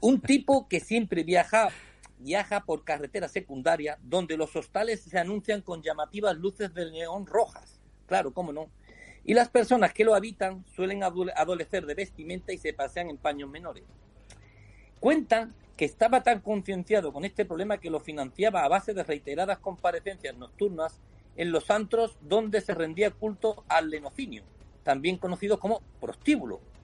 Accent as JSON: {"language": "Spanish", "country": "Spain", "said": "mi país"}